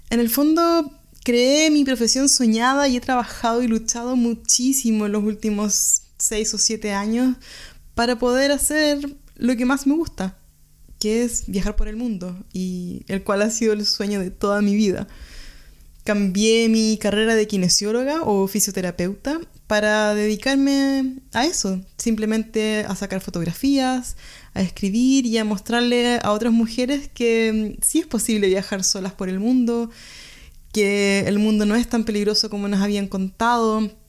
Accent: Chile; now in Germany; Soy chilena y vivo en Alemania hace tres años

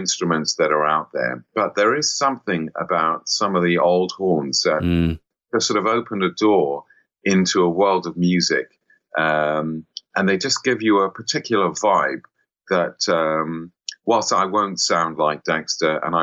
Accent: United Kingdom; born or raised there; also born or lived in St. Louis, United States / New York, United States

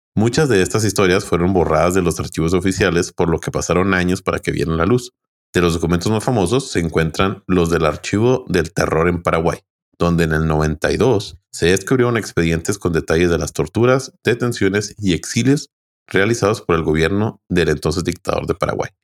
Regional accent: Chihuahua, Mexico; los que somos de Chihuahua, pues de Chihuahua

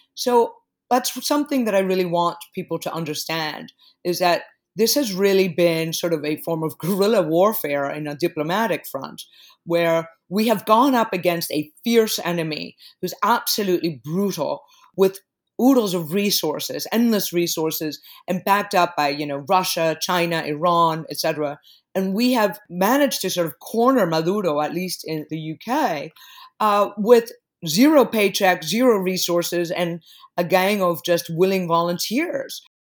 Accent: Caracas, Capital District, Venezuela; also born or lived in New York; now in London, United Kingdom; I was born in Caracas

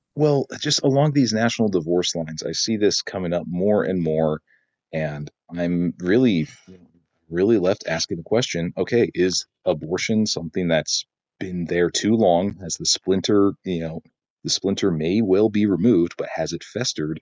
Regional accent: South Dakota, United States; also born or lived in Japan; now in Michigan, United States; I'm moving back to my home state of South Dakota

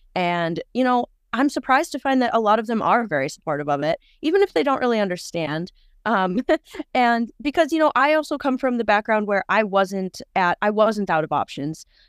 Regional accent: Wisconsin, United States; I am from Wisconsin, pretty close to the Twin Cities, actually. So just right over the border.

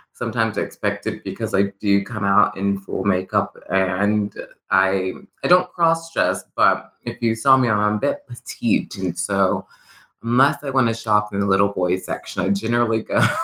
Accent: Lawrence, Kansas, United States; also born or lived in New York / Los Angeles; I was born and raised here in Lawrence

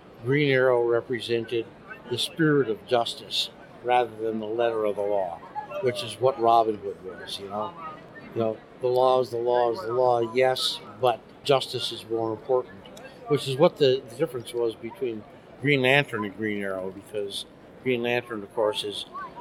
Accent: northern Wisconsin, United States; moved away; also born or lived in Chicago / New York / Seattle; I'm a small town boy from northern Wisconsin

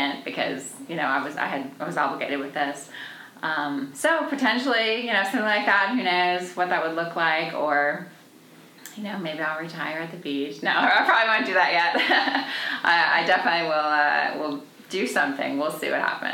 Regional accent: Washington, D.C. area, Maryland, United States; moved away as an adult; also born or lived in Connecticut / Clemson, South Carolina; now in Anderson, United States; I'm from Washington, D.C. area, from Maryland

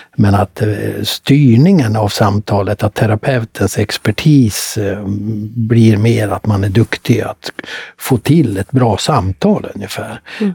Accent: Mora, Dalarna County, Sweden; Jag kom från Mora

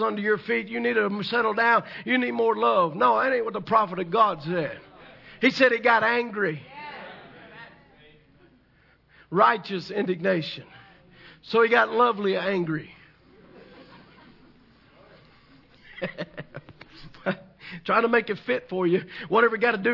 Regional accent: the South, United States; I'm from the South.

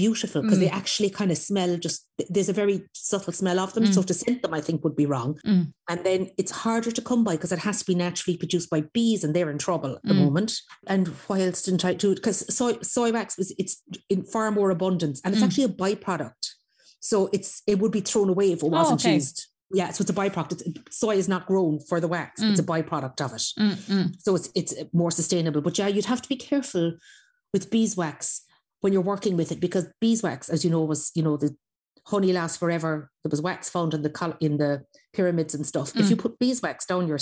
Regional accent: Clonakilty, Munster, Ireland; I grew up in Inchdonny, and I grew up in the old days in Inchdonny

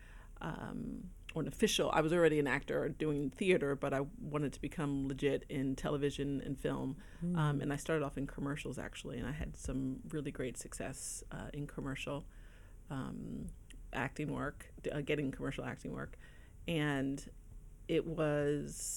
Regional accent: New Jersey, United States; moved away; I was living on the East Coast at the time. I'm originally from New Jersey

